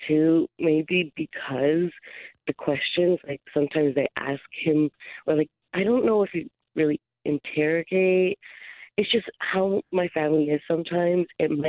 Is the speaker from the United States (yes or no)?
no; Philippines; we're a Filipino family, so it's gatherings, there's 20 people.